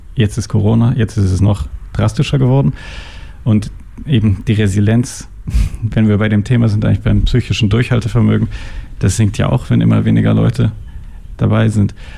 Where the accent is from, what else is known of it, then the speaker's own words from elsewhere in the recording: Germany; now in Switzerland; ich komme aus Deutschland und meine Mutter äh, war Krankenschwester